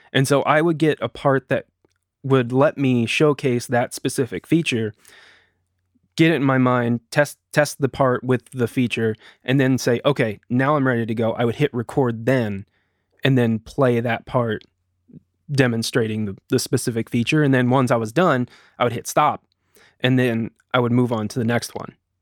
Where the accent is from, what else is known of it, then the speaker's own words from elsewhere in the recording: United States; also born or lived in Eugene, Oregon; my wife and I are both from here